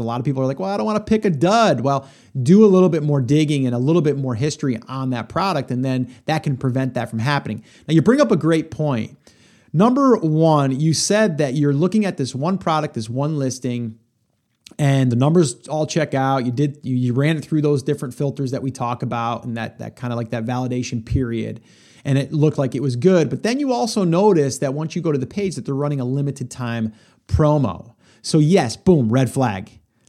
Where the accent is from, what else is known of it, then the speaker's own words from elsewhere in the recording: New York, United States; I was from New York. You were from Jersey.